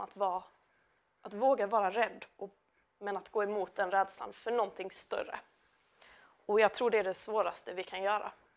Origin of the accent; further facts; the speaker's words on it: Lund, Skåne, Sweden; now in Malmö, Sweden; jag är uppvuxen i Lund, bor numera i Malmö